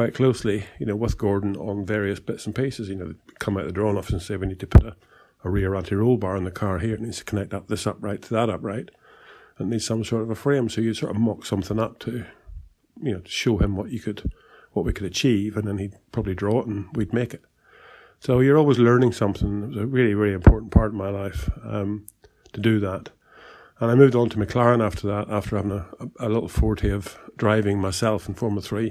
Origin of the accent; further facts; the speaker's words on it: Ireland; moved away as an adult; also born or lived in England; I did leave Ireland, as I say, I was 20 years old in 1972, came to England